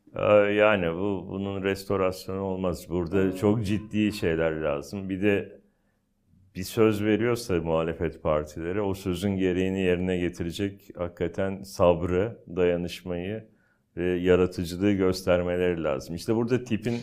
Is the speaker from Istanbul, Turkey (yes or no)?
yes; Istanbul, Turkey; ben aslında o bölgenin çocuğuyum. Yani ben Basınköy'de büyüdüm. E, Basınköy o zaman işte Bakırköy'e bağlı. Sonra Küçükçekmece, Menekşe, Florya, Cennet Mahallesi oralarda büyüdüm.